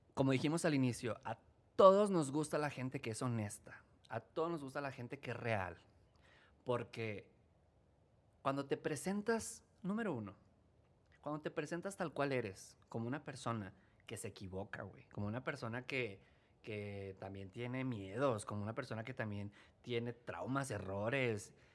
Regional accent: Chihuahua, Mexico; soy del norte, pero no te decía, soy norteño

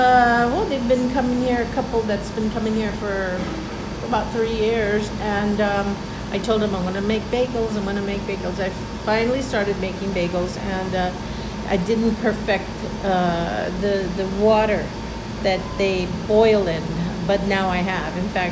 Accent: San Gabriel Valley, California, United States; I'm from the San Gabriel Valley.

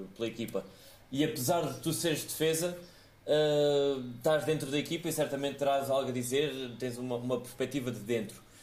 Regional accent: Évora, Alentejo, Portugal; somos aqui da, da, da mesma cidade de Évora

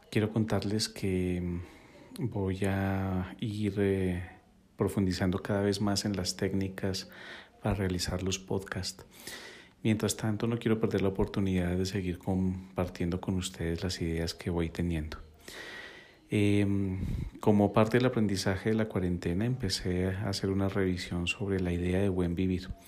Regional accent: Bogotá, Colombia; also born or lived in Quito, Ecuador; desde joven vivo en Bogotá, nací en Quito, Ecuador y puedo, que, puedo decir que gracias a, mis raíces aprendí la importancia de la conexión con la naturaleza y la ancestralidad.

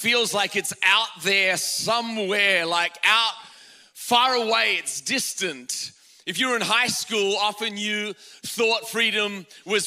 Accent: Australia; now in United States; I'm Australian

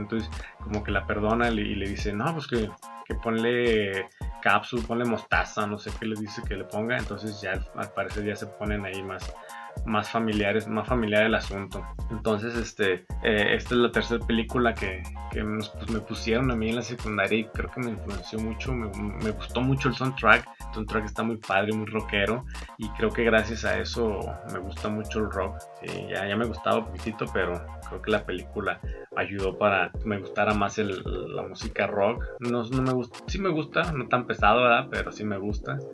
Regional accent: Mexico; me encanta ser mexicano, con orgullo digo que soy mexicano

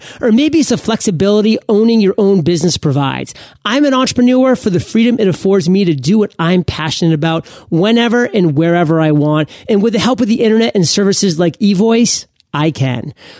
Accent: Maine, United States; A lot of people don't know what that means, but I'm from Maine. I lived on a lake.

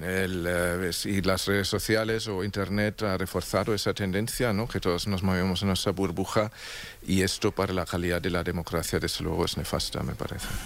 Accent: Germany; moved away

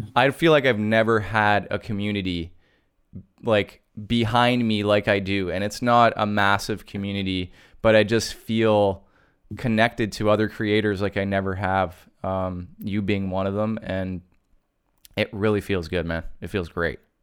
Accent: Canada; being Canadian

